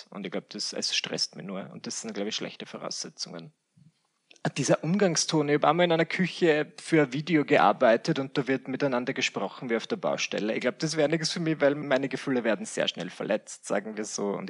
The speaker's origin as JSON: {"language": "German", "town": "Mühlendorf", "region": "Burgenland", "country": "Austria", "tie": "born or raised there", "also_born_or_lived": "Vienna, Austria", "said": "Ich bin geboren in Wien und ich bin aufgewachsen in Mühlendorf im Burgenland. Und im mhm. Alter von 18 Jahren habe ich gesagt, bye-bye. Äh, bin nach Wien gezogen wieder."}